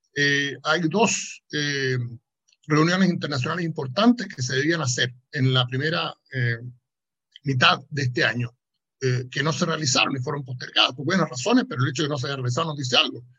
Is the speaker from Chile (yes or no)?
yes; Chile; mi propio país, en, en Chile